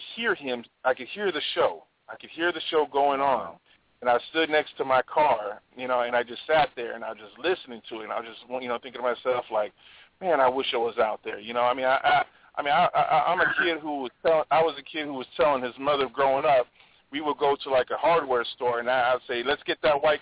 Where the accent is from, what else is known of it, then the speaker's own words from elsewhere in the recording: Hawaii, United States; I grew up in Hawaii